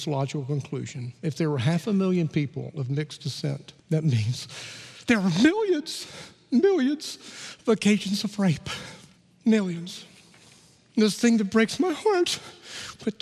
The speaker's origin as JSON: {"language": "English", "town": "Gadsden", "region": "Alabama", "country": "United States", "tie": "born or raised there", "said": "I grew up in Gadsden, Alabama"}